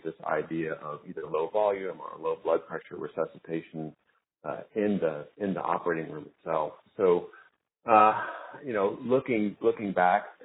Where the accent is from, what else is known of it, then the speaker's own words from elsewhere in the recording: Dallas-Fort Worth area, Texas, United States; also born or lived in Houston, Texas; I moved back to where I grew up in the Dallas-Fort Worth area